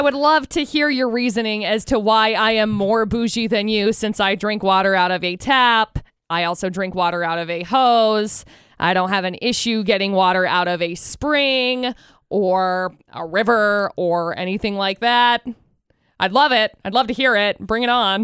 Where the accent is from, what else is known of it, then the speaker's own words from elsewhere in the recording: Tremont, United States; I grew up in Tremont